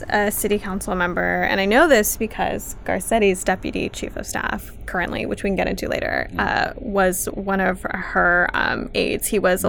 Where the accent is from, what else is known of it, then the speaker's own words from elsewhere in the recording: Los Angeles, California, United States; I'm from Pacoima. I grew up around a lot of street art. and graffiti